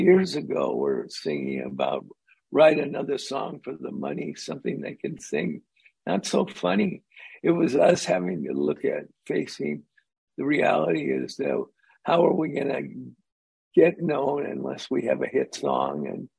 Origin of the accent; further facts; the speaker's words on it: Los Angeles, California, United States; we grew up in Hollywood with them